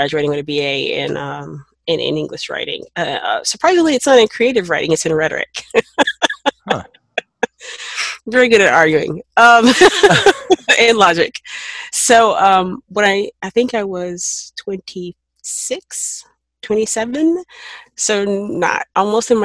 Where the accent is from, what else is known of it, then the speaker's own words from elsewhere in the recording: Knoxville, Tennessee, United States; moved away; also born or lived in New Mexico; I'm from Knoxville, Tennessee. That's not a small city